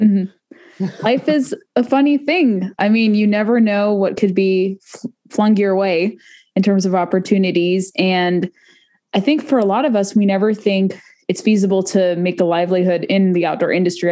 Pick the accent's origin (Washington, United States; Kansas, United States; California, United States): California, United States; South Orange County; now in Virginia, United States; We're both from South Orange County